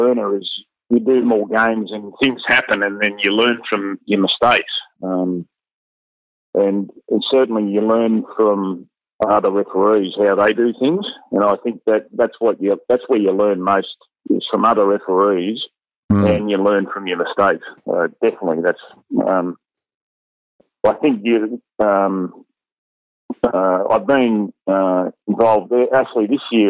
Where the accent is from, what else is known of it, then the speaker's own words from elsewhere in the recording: Sydney, New South Wales, Australia; I came from Balmain